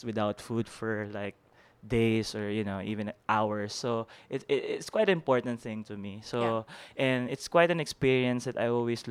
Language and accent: English; Manila, Metro Manila, Philippines; I am from Manila. I'm specifically from Santa Cruz, Manila. So I remember as a kid, there was this movie house in along Rizal Avenue